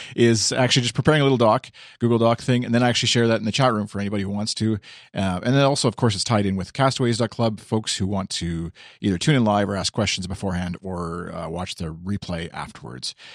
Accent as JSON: {"language": "English", "country": "Canada", "said": "I as the Canadian"}